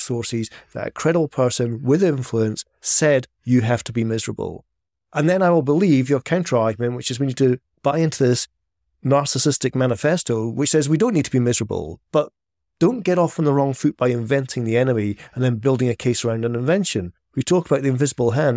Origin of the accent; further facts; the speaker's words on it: Scotland, United Kingdom; I'm Scottish